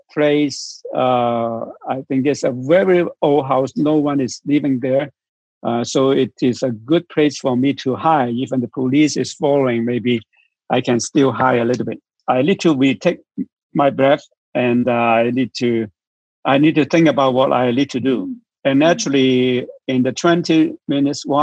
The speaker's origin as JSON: {"language": "English", "country": "Hong Kong", "said": "I'm from Hong Kong"}